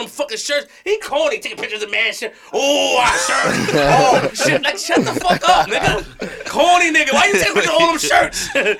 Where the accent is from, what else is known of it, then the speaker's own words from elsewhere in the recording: New York City, New York, United States; I'm from Queens for real, nigga.